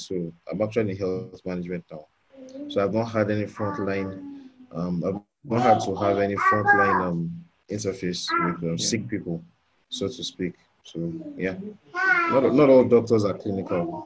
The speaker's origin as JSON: {"language": "English", "country": "Nigeria", "tie": "born or raised there", "said": "growing up in the Nigerian um, Word of Faith contest context"}